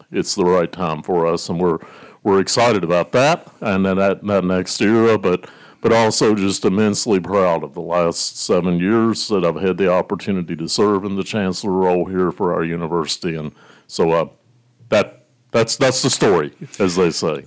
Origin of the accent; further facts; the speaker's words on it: Blue Ridge Mountains of western Virginia, United States; now in Lincoln, Nebraska, United States; I grew up, I'm a farm kid, from the, the hills, Blue Ridge Mountains of Virginia and western part of Virginia